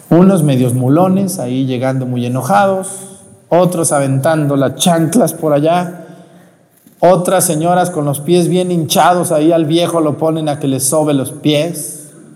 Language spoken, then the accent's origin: Spanish; Mexico; ahí en mi pueblo en Mestigacán